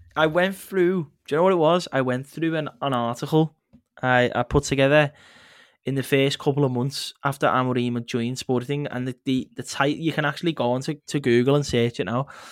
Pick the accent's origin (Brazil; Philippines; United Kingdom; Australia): United Kingdom; England; as an English person